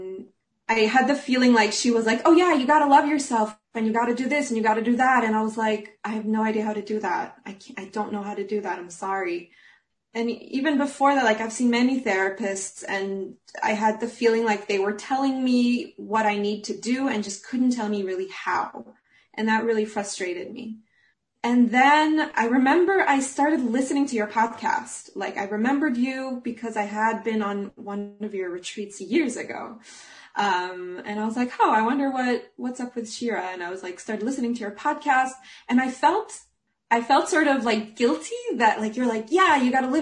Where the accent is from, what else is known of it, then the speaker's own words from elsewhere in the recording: Jerusalem, Jerusalem District, Israel; moved away as an adult; also born or lived in Munich, Germany; now in Flensburg, Germany; I'm originally from Jerusalem, Israel, and I live here because I got a job as an opera singer